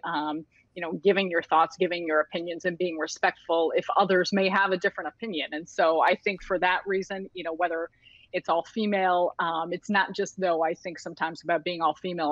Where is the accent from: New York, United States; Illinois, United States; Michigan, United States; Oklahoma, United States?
Illinois, United States; Chicago; born and raised in Chicago and grew up around Chicago